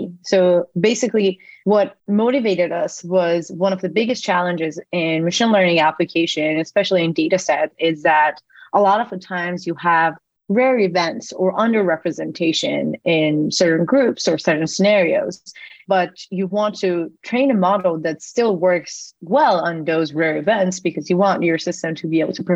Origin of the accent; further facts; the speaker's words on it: Iran; moved away as an adult; now in United States; I was born and raised in Iran. I moved to the US after I got into MIT for my undergrad